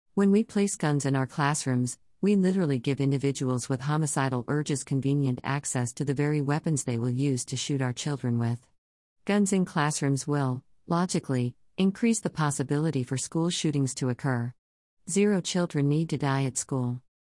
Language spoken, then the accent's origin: English; Midwest, United States; growing up in the Midwest